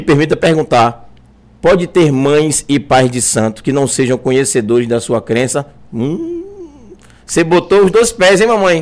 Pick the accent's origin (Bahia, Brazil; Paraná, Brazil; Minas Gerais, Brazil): Bahia, Brazil; Cruz das Almas; eu sou de Cruz das Almas, né? Minha família é de Cruz das Almas